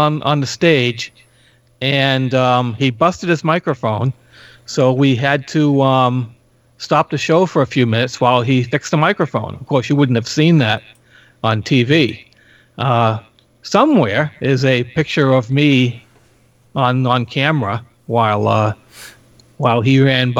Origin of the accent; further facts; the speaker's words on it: Boston, Massachusetts, United States; We're both from Boston.